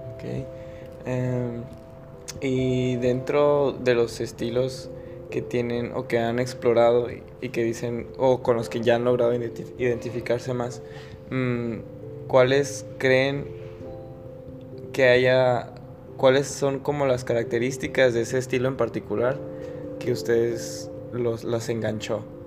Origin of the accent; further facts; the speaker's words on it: Agua Prieta, Sonora, Mexico; somos de Agua Prieta, la parte norte